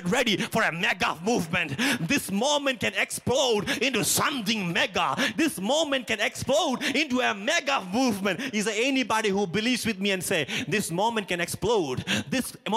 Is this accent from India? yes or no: yes; a small town in Kerala, India; moved away as an adult; also born or lived in Canada; now in Edmonton, Canada; I come from a small town in a state called Kerala from India. If you didn't know, well, I think you know. And if you listen to my accent, you know. 16 years ago, 17 years ago, God brought me to Canada